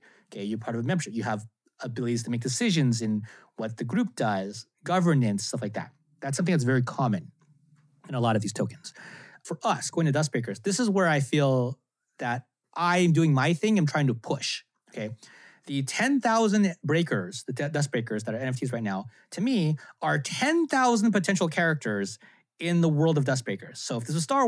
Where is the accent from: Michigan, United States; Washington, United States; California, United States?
California, United States; Cupertino; I grew up in Cupertino